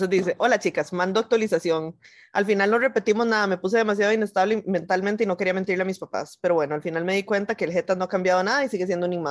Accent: Guanacaste, Costa Rica; Yo soy de Guana y mañana me devuelvo a mi provincia, o sea, hoy.

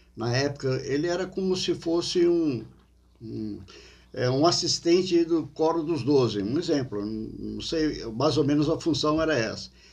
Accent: Criciúma, Santa Catarina, Brazil; also born or lived in Portugal; como brasileiro aqui em Criciúma

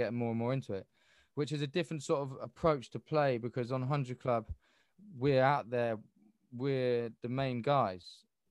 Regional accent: England, United Kingdom; we're English

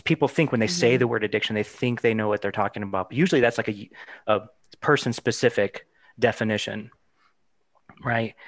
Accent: Arizona, United States; I'm from Arizona too

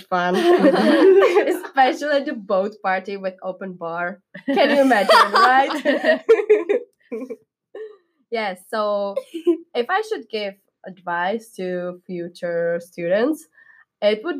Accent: Czechia; first language Czech; English is a second language; moved away as an adult; now in United States; English is not my mother language, for you to know. In Czech Republic, we speak Czech

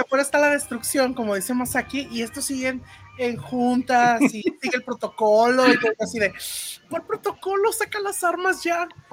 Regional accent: Mexico; lo que yo conozco como México y, como, mexicanos, como latinos

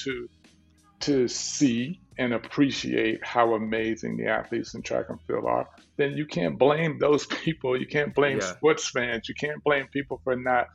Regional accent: Dallas, Texas, United States; growing up in South Dallas, you know, in Texas

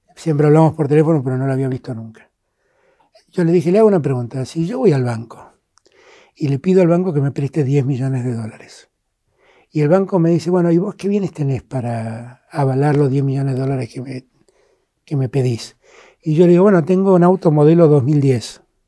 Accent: Argentina

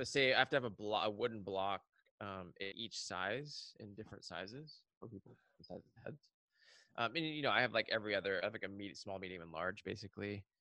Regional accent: Seattle, Washington, United States; the place that I grew up in in Seattle on the suburbs

